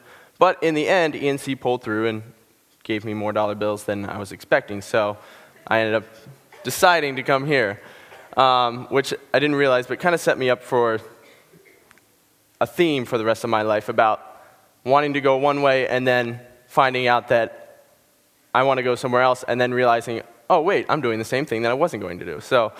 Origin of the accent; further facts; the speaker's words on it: Ohio, United States; born there; also born or lived in Pennsylvania; I'm from Pennsylvania, New England. I've never really had one specific place that I call home. I was born in Ohio, half an hour outside Cleveland